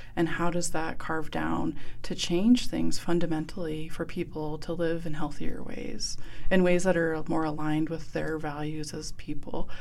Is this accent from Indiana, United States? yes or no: no; Blackfeet Reservation, Montana, United States; I grew up on the Blackfeet Reservation